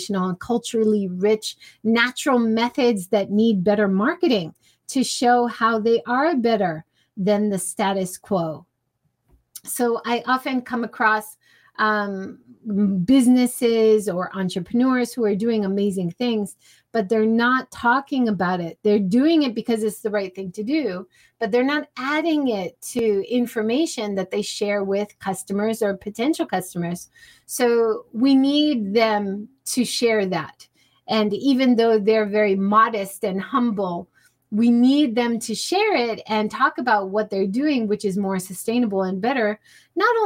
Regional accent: Hawaii, United States; I grew up in Hawaii

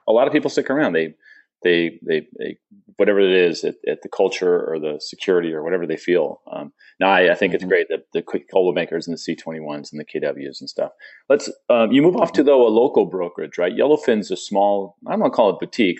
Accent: San Diego, California, United States; also born or lived in Phoenix; now in St. Petersburg, United States; I grew up in San Diego, moved to Phoenix, now I'm in St. Pete.

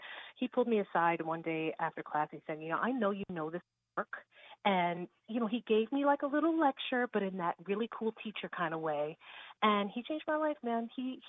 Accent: Riverhead, New York, United States; also born or lived in Queens, New York; So my family, we left Queens, we, you know, moved to Riverhead, I'm gonna say when I was 11.

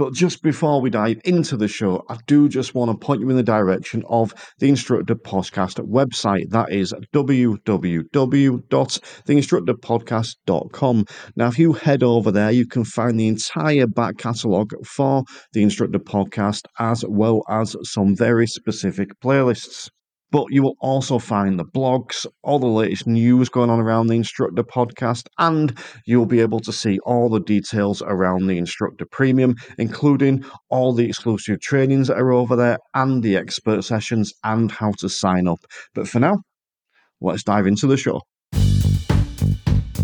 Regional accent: the north of England, United Kingdom; accent: northern; I think that my accent might come out more. I tend to tone it down a little bit, but I might go proper northern now

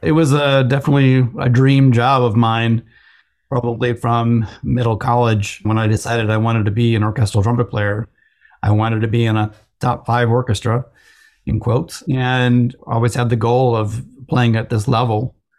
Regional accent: Chicago, Illinois, United States; moved away; I'm from the Chicago area

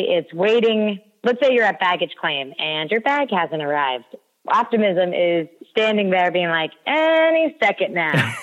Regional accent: United States; We in America

